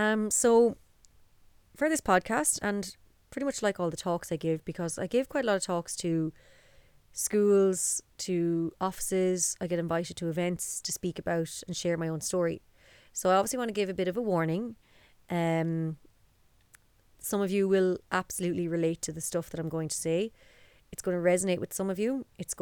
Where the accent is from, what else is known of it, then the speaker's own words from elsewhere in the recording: Dublin, Leinster, Ireland; And I guess that story starts in Dublin. So I was born in 1989 in the Coombe Hospital. And there my life began in Dublin with my mother Pauline, my father Maxie and my brother Marcus. And our family home was in Dundrum